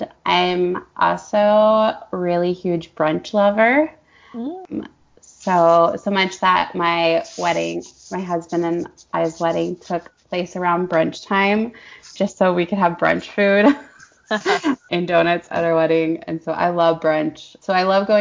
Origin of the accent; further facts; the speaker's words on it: St. Louis, Missouri, United States; I am from St. Louis, Missouri. We live about 45 minutes west of St. Louis, and I grew up in the same house